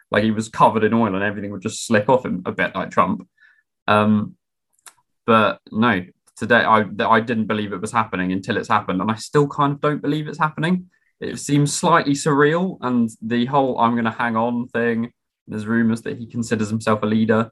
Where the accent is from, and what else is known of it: Lewes, South East England, United Kingdom; born or raised there; also born or lived in Oxfordshire